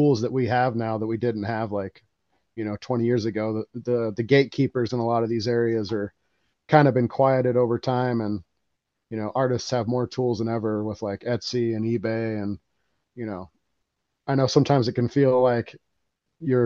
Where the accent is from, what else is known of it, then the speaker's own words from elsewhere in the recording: Colorado, United States; moved away as an adult; now in South Dakota, United States; led me back out here to South Dakota, because I'm from Colorado